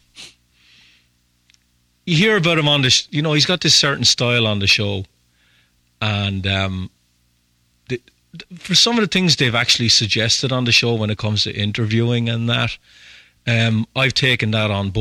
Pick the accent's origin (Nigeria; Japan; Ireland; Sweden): Ireland